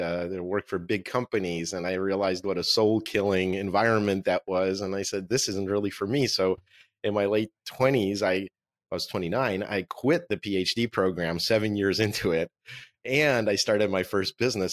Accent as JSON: {"language": "English", "region": "Moscow", "country": "Russia", "tie": "born or raised there", "first_language": "Russian", "second_language": "English", "moved": "yes", "said": "This is my book in Russian, which is my native language. I was born in Moscow."}